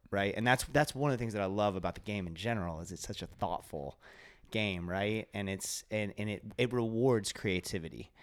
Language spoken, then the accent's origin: English; Kentucky, United States; I was born in Kentucky